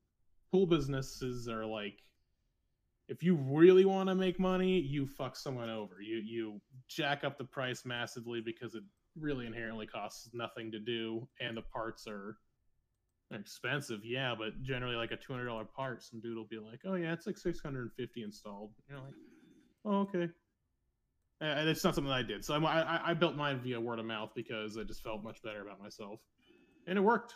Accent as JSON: {"language": "English", "region": "California", "country": "United States", "moved": "yes", "lives_now": "Las Vegas, United States", "said": "I'm from California, but lived and have the business in Las Vegas"}